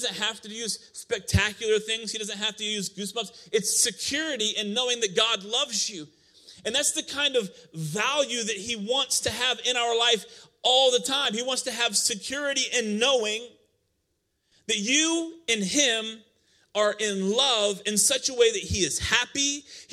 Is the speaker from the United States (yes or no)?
yes; Iowa, United States; moved away; I came from Iowa